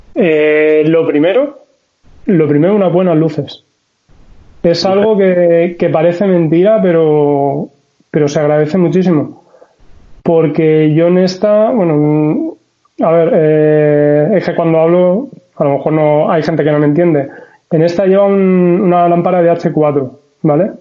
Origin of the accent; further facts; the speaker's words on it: Valencian Community, Spain; soy de Valencia, bueno, un pueblecito de Valencia